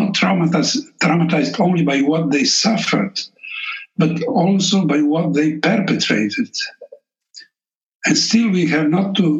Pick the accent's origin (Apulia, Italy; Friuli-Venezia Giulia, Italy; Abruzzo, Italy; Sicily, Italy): Friuli-Venezia Giulia, Italy; Trieste; first language Slovenian; English is a second language; Slovenian is my mother tongue, and I have lived all my life outside Yugoslavia, in Italy, in Trieste